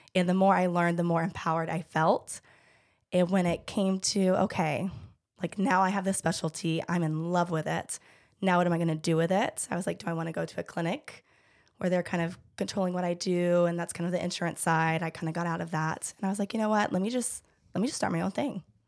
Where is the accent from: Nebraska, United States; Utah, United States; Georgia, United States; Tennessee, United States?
Georgia, United States; I am born and raised in Georgia